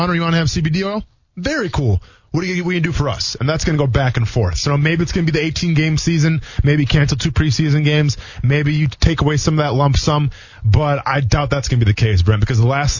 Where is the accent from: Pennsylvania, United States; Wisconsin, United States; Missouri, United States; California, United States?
Wisconsin, United States; moved away; I'm from Wisconsin originally